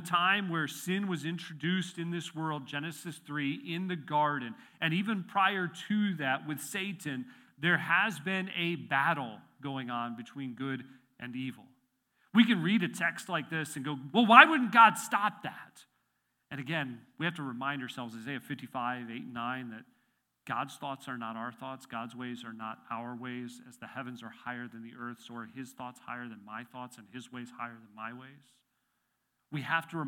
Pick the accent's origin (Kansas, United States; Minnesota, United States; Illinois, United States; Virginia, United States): Illinois, United States; moved away as an adult; also born or lived in Chester County, Pennsylvania; now in Pennsylvania, United States; I was born and raised in Illinois until I turned 22, and I've lived in Pennsylvania for the rest of my time.